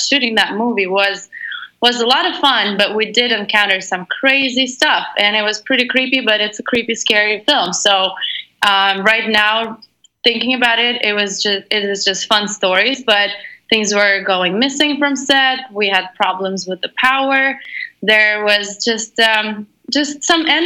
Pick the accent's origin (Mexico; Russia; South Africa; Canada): Russia; Moscow; I'm originally from Russia, Moscow